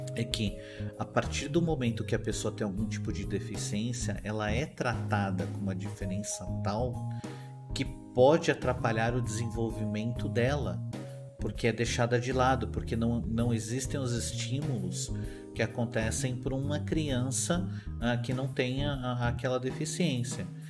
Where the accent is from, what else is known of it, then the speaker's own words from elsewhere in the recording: São Paulo, Brazil; eu sou de São Paulo, eu sou de São Paulo, eu sou da cidade de São Paulo.